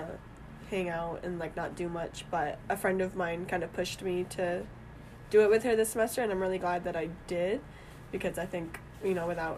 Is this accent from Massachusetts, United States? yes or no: yes; Burlington, Massachusetts, United States; I'm from Burlington, Mass, so not too far from school